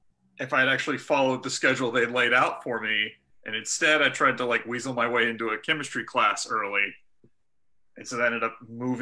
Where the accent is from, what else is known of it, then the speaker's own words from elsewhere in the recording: Martinsville, Virginia, United States; So I lived, I was originally from Martinsville.